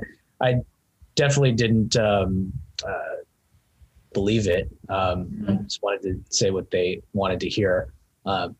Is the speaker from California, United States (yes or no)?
yes; Garden Grove, California, United States; I grew up in actually Garden Grove, West Garden Grove to be more exact